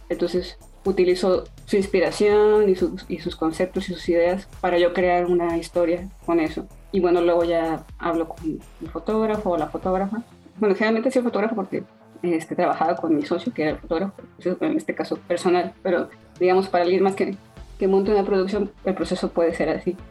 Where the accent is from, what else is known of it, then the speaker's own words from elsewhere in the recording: Mexico; soy mexicana, entonces crecí con ella